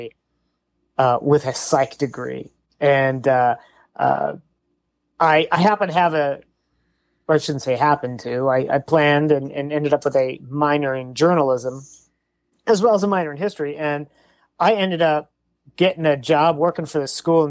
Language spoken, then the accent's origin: English; Saint Paul, Minnesota, United States; moved away as an adult; also born or lived in Mississippi / Milwaukee, Wisconsin; now in West Coast, United States; I was born in St. Paul, Minnesota, and spent about almost 18 years there.